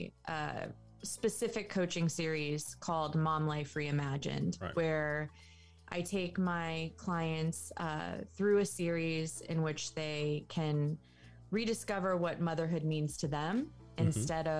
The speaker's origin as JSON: {"language": "English", "town": "Los Angeles", "region": "California", "country": "United States", "said": "I'm from Los Angeles, California"}